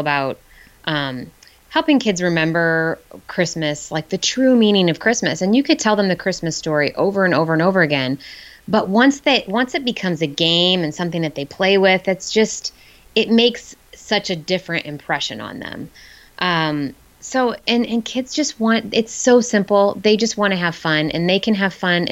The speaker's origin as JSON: {"language": "English", "region": "Midwest", "country": "United States", "tie": "born or raised there", "moved": "yes", "said": "I grew up in the Midwest, so a lot of my family is in the Chicago area"}